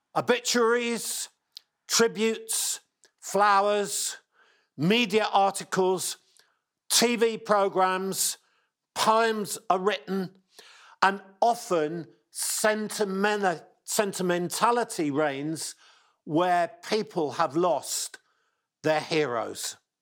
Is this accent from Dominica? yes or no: no; England, United Kingdom; accent: English; my English accent